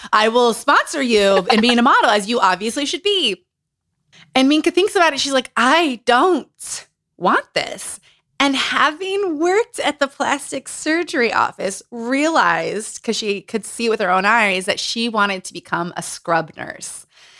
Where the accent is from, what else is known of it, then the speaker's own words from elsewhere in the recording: New Mexico, United States; now in New York, United States; when I moved to New York from New Mexico, I had good or bad people constantly being like, "Whoa, whoa, whoa, whoa, whoa, whoa, whoa. What are we doing here?"